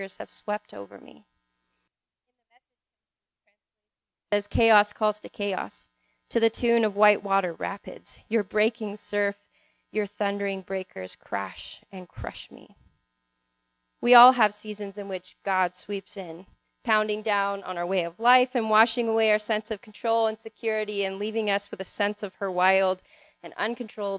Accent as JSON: {"language": "English", "town": "Salem", "region": "Oregon", "country": "United States", "tie": "born or raised there", "said": "I grew up in Oregon in a little city called Salem, which is an hour drive from the coast"}